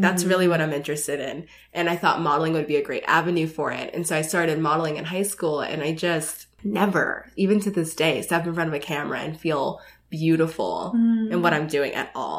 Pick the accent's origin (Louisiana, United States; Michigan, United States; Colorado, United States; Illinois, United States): Colorado, United States; Denver; also born or lived in Seattle / Los Angeles; So I grew up in Denver, Colorado.